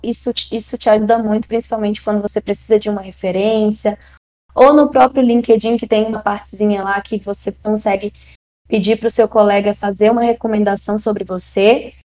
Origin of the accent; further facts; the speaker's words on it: Maranhão, Brazil; also born or lived in São Paulo; now in Brasília, Brazil; eu nasci no Maranhão, já morei em São Paulo, mas hoje eu moro em Brasília